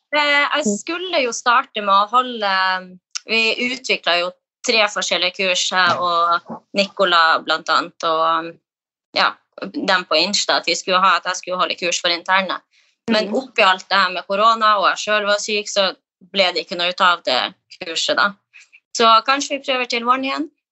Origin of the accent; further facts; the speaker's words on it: Kirkenes, Finnmark, Norway; moved away as an adult; now in Oslo, Norway; Jeg er jo fra Kirkenes i Finnmark